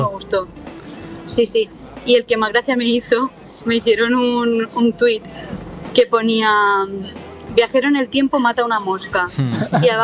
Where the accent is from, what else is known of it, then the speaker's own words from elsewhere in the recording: Alicante, Valencian Community, Spain; now in Madrid, Spain; yo soy de, yo soy de Alicante, pero ah. vivo aquí en Madrid porque estoy estudiando aquí, porque las oportunidades están aquí.